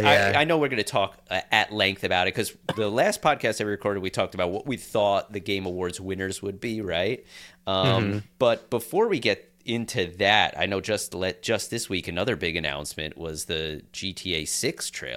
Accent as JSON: {"language": "English", "area": "Long Island", "region": "New York", "country": "United States", "tie": "born or raised there", "said": "And I was born on Long Island."}